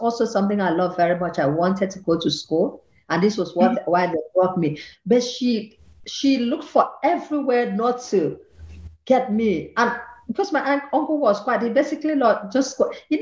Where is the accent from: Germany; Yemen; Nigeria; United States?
Nigeria; Akwa Ibom; moved away as an adult; also born or lived in Lagos, Nigeria / Cornwall, England; now in Vienna, Austria; I come from Akwa Ibom, that's in the southern part of Nigeria. And they took me to Lagos